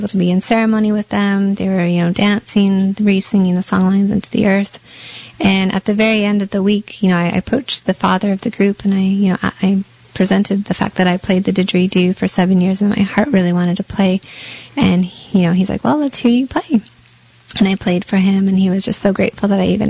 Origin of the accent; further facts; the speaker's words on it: Canada; being Canadian